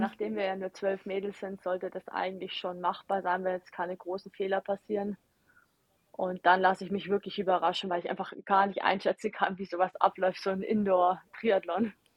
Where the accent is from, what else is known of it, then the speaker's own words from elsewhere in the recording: Ingolstadt, Bavaria, Germany; ich bin ja aus Ingolstadt